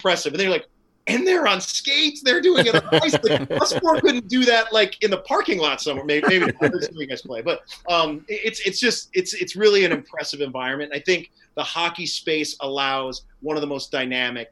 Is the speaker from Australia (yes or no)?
no; upstate New York, United States; moved away as an adult; also born or lived in Las Vegas, United States; now in Seattle, United States; my home state where I grew up in upstate New York, but parents were from Brooklyn, New York